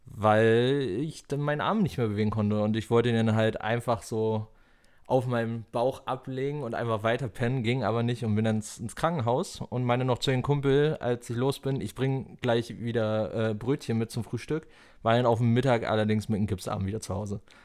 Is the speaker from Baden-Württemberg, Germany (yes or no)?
no; Falkensee, Brandenburg, Germany; ich komme halt aus dem Rand Berlin, ne? Falkensee